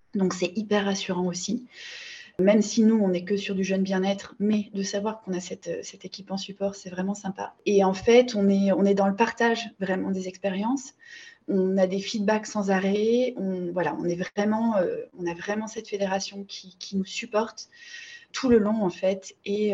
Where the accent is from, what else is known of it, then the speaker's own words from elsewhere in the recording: Bordeaux, Nouvelle-Aquitaine, France; je suis originaire de Bordeaux